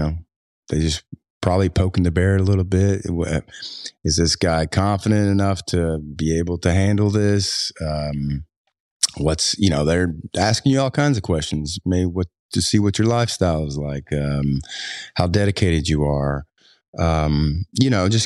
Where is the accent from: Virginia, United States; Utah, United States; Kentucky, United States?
Kentucky, United States; Floyd County, Eastern; accent: twangy; I grew up in Eastern Kentucky, so I've got a pretty twangy accent.